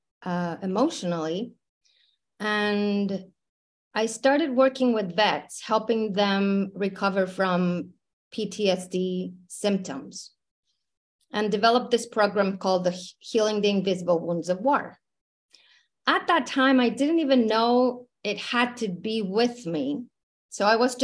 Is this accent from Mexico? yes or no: yes; Mexico City, Mexico; moved away as an adult; I was born in Mexico City, born and raised in Mexico.